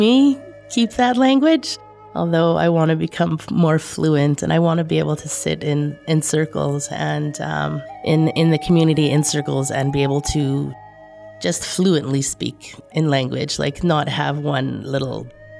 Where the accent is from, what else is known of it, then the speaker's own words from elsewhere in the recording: Opaskwayak Cree Nation, Manitoba, Canada; moved away as an adult; now in Winnipeg, Canada; I come from Opaskwayak Cree Nation. I'm currently living in Winnipeg. I've been in Winnipeg for about 25 years.